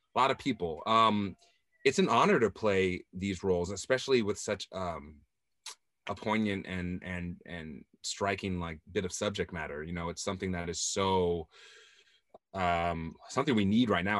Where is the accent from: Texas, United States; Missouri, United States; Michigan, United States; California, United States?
California, United States; Southern; I'm from Southern California